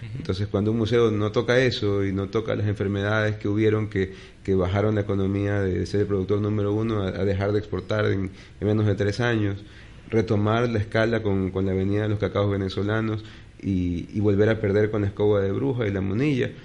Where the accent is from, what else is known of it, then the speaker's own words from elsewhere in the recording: Guayaquil, Guayas, Ecuador; como guayaquileño